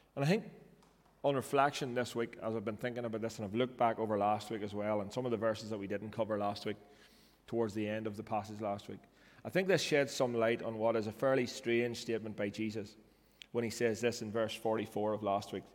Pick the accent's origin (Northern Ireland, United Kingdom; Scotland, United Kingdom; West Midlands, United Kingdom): Northern Ireland, United Kingdom; I grew up in North Ireland